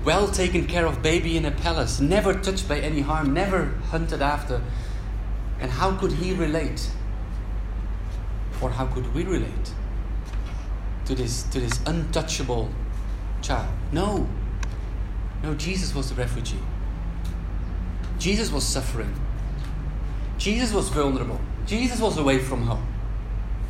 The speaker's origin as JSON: {"language": "English", "country": "Netherlands", "moved": "yes", "said": "My home country is Holland"}